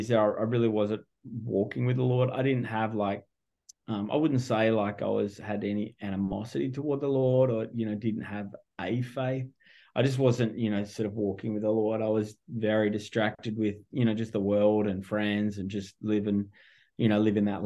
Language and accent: English; Melbourne, Victoria, Australia; moved away as an adult; also born or lived in California; now in Orange County, United States; my accent gives me away pretty quick. I'm not local. I'm originally from Melbourne, Australia.